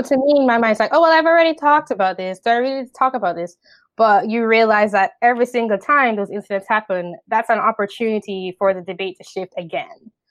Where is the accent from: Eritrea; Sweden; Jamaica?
Jamaica; moved away as an adult; also born or lived in upstate New York, United States / New York City, United States; now in United States; I am from the Caribbean island of Jamaica. Um, I lived there for seventeen years, and then I came to the U S, uh, for college in two thousand ten.